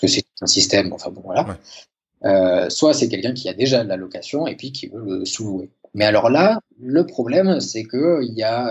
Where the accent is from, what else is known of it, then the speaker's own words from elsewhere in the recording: France; moved away as an adult; now in Sweden; je suis infirmier, je viens de France